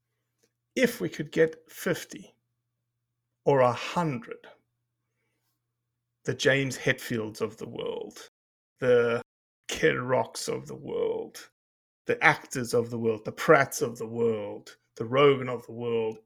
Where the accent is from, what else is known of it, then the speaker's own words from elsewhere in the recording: South Africa; now in United States; I came from South Africa in which there's no public land